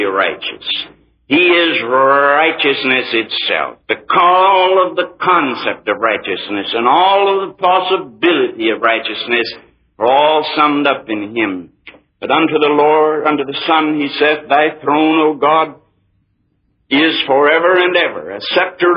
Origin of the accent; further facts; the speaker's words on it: United States; I'm an American, too. I was born here.